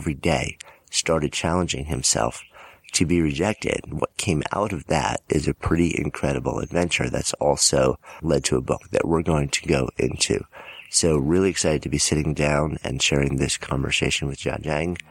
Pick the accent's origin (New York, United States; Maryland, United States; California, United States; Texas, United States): New York, United States; New York City; I'm from New York City